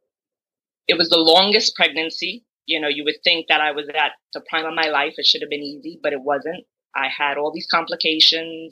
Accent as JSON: {"language": "English", "town": "New York City", "region": "New York", "country": "United States", "tie": "born or raised there", "said": "I've been born and raised in Brooklyn, New York"}